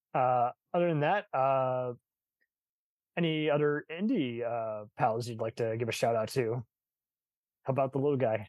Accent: Texas, United States; I'm a Texan, but I got family in San Francisco

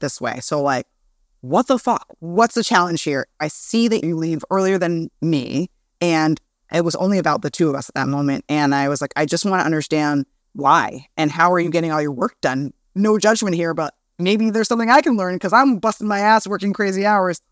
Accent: New York City, New York, United States; I'm from Brooklyn

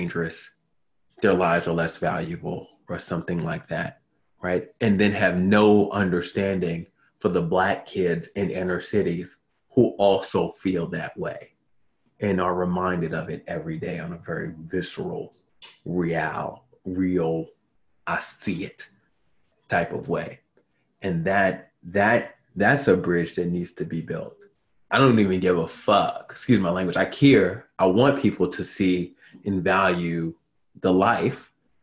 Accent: Baltimore, Maryland, United States; I come from Baltimore

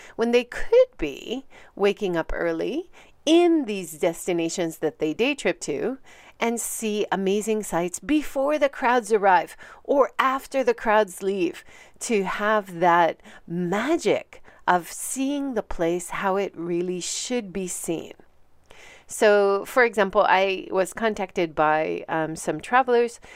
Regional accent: Hawaii, United States; moved away as an adult; now in Hiroshima, Japan; I'm originally from Hawaii, and I've been living for a very long time, twenty-seven years, in Hiroshima.

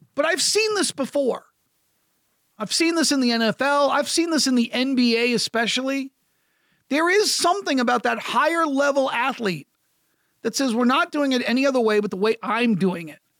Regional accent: United States; I'm American

